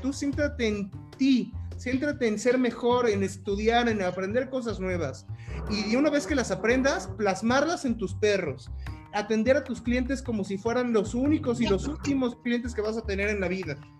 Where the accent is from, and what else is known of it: Mexico